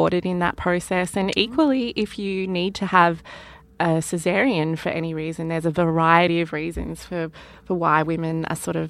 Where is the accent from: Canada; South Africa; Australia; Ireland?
Australia; accent: Australian; our Australian accents